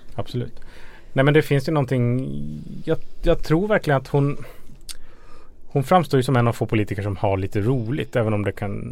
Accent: Ludvika, Dalarna County, Sweden; I min hemkommun Ludvika

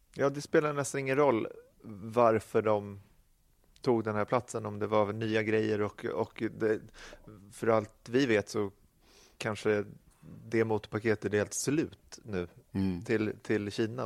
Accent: Sweden; vi som svenskar

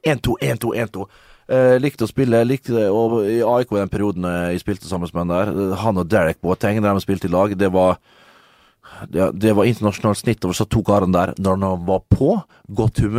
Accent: Liberia; Jeg er fra Liberia

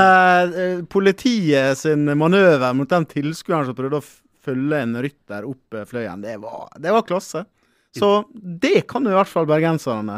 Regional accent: Ålesund, Møre og Romsdal, Norway; now in Oslo, Norway; jeg kommer fra Ålesund

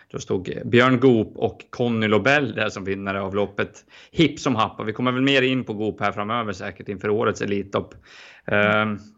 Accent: Sweden; som svensk är det ju det.

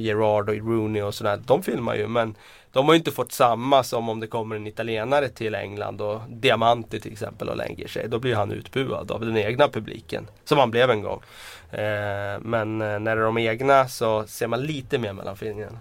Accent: Västmanland, Sweden; accent: broad Västmanland dialect; now in Stockholm, Sweden; jag, eh, pratar ganska bred västmanländska

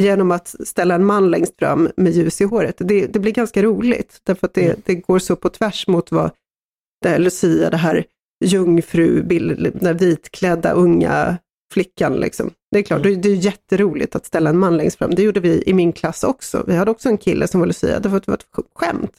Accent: Sweden; som svensk

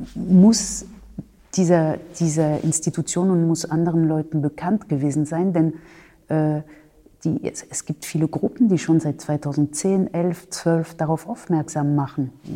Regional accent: France; moved away as an adult; now in Germany; Ich habe äh, in Frankreich äh, mein Abitur gemacht

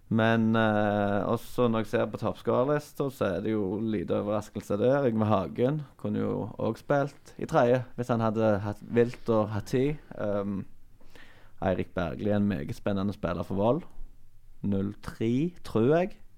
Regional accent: Lye, Rogaland, Norway; jeg er fra Lye

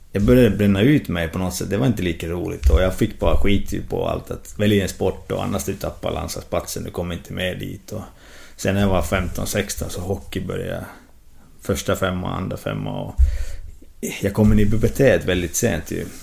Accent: Jyväskylä, Central Finland, Finland; now in Uppsala, Sweden; Bodde hemma i Jyväskylä och pendlade med lillebror till Seinäki. Och sen två säsonger i Helsingborg och nu två säsonger med, med moderklubben Happe i Jyväskylä. Så jag har bott hemma i, i barndomshemmet

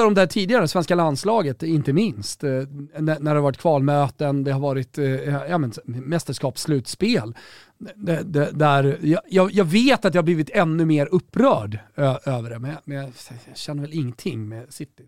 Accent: Sweden; här hemma i Sverige

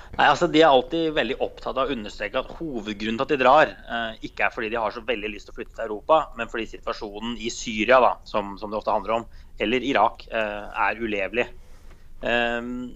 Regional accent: Norway; jeg er fra Norge

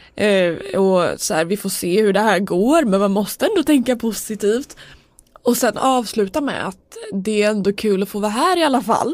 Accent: Sweden; som svensk

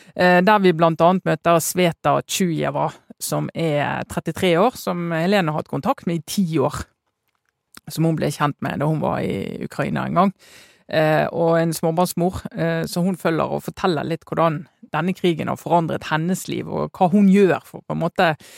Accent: Western Norway, Norway; som vestlending

